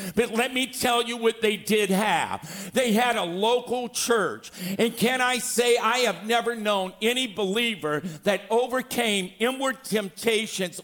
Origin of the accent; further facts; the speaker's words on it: Louisiana, United States; now in California, United States; I'm from Louisiana